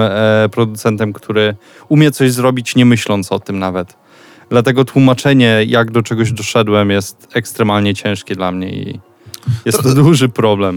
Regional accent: Suwałki, Podlaskie Voivodeship, Poland; moved away as an adult; urodziłem się, myślę, w Suwałkach, a nie nigdzie indziej

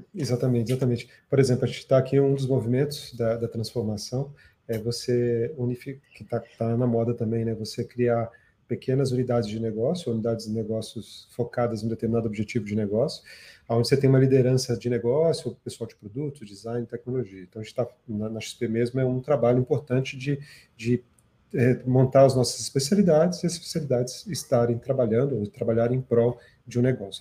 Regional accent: Brazil; born or raised there; also born or lived in South Africa

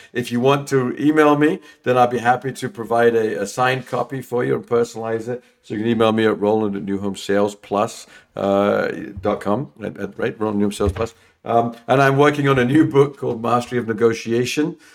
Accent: London, United Kingdom; moved away as an adult; also born or lived in England; I'm from London

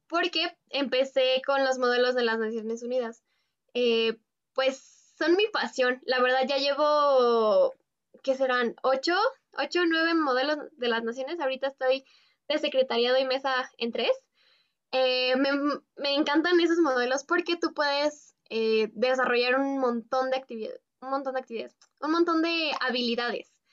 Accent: Mexico; soy una mexicana que está estudiando la carrera en biotecnología

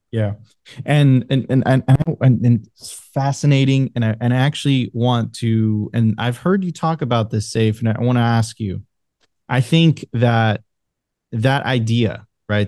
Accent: Venezuela; moved away; I'm originally from Venezuela

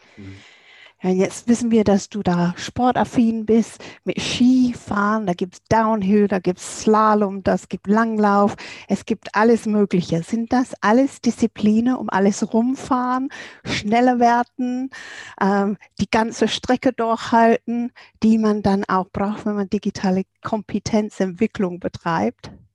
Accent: England, United Kingdom; bei uns in England

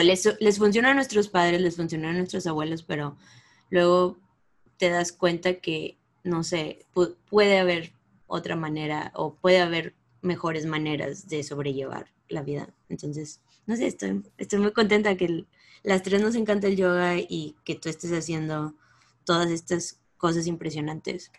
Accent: Mexico; moved away; las tres somos latinas, aquí mexicanas

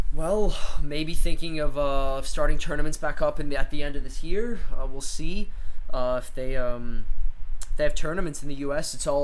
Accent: Long Island, New York, United States; moved away as an adult; also born or lived in Notre Dame, Indiana; I was born in New York, born on Long Island.

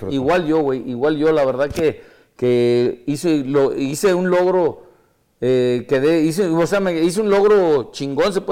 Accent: Mexico City, Mexico; soy de la Ciudad de México

